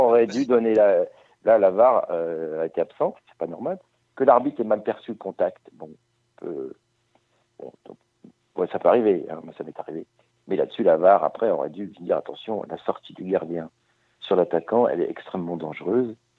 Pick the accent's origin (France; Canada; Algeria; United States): France; Brest, Brittany; je suis breton